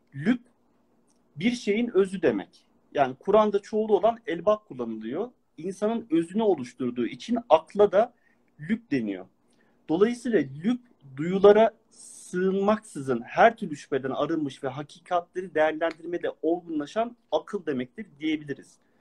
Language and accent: Turkish; Ankara, Turkey; now in abroad; Aslen Ankaralıyım